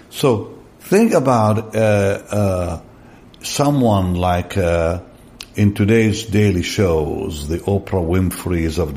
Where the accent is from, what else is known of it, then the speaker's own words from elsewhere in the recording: Israel; English is a second language; we grew up in Israel in a, in a very innocent way. We didn't have internet.